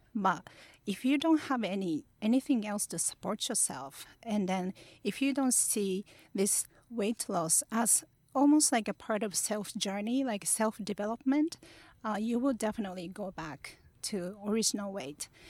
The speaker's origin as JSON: {"language": "English", "town": "Kurashiki", "region": "Okayama", "country": "Japan", "tie": "born or raised there", "also_born_or_lived": "New York", "second_language": "English", "moved": "yes", "lives_now": "Tokyo, Japan", "said": "I was born in place called Kurashiki in Okayama. Um, it's a really peaceful place"}